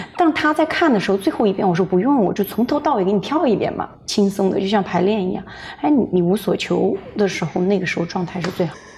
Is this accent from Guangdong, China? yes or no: no; Hunan, China; also born or lived in Beijing; now in Los Angeles, United States; 我是湖南人。哦。但是在北京生活的时间最长，在北京成家立业上学，嗯。后来是二零一四年对，二零一四年，来的美国